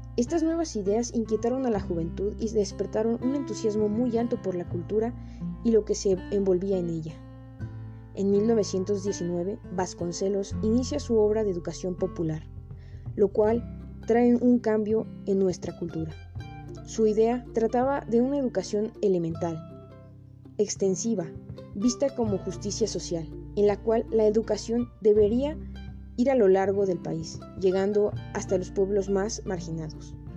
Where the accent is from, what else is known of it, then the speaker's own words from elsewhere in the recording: Mexico; como mexicanos nos discriminamos a nosotros mismos